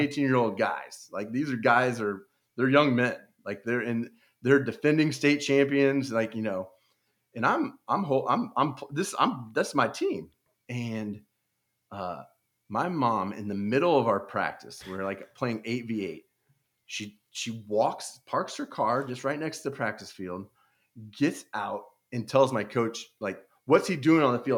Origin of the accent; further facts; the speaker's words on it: Overland Park, Kansas, United States; also born or lived in Buena Vista, Colorado; I grew up in Overland Park, Kansas. It's a suburb of Kansas City